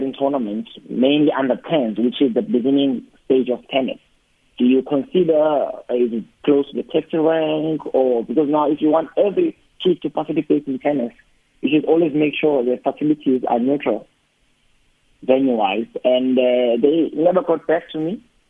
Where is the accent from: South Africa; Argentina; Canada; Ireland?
South Africa; Cape Town, Western Cape; I'm from Khayelitsha